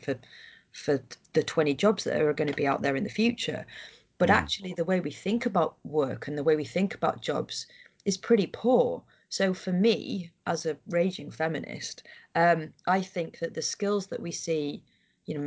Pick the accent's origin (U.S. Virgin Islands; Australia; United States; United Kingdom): United Kingdom; Harrogate, Yorkshire and the Humber; I'm from Harrogate